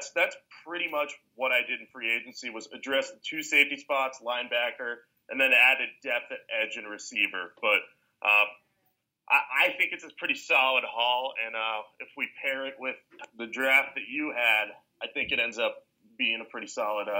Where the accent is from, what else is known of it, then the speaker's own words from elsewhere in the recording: New England, United States; I'm from New England